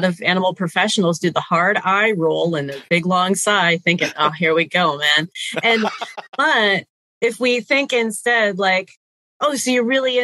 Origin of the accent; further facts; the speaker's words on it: New England, United States; I grew up in New England